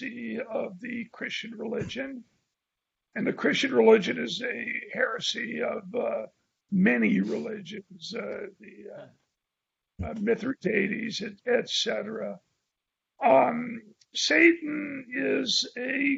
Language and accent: English; San Francisco, California, United States; I was from San Francisco